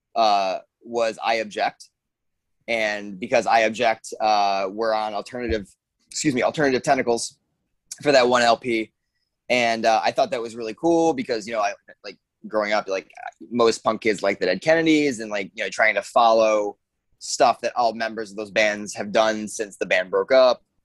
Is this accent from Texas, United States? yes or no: no; Hornell, New York, United States; I'm originally from Hornell, New York. Uh, so southern tier